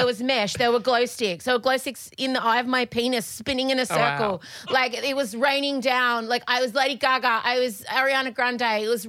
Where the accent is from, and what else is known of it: Australia; accent: Australian